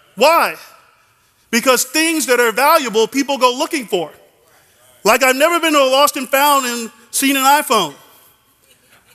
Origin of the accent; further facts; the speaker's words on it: Dallas, Texas, United States; I'm from Dallas, so I am a Dallas Cowboys fan